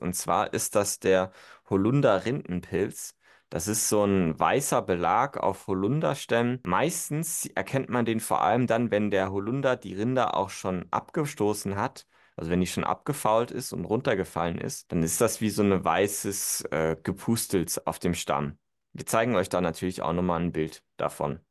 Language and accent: German; Germany; bei uns in Deutschland